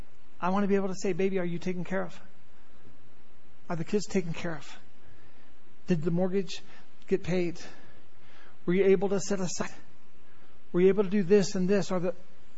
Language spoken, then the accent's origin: English; Southern California, United States; moved away; I grew up in Southern California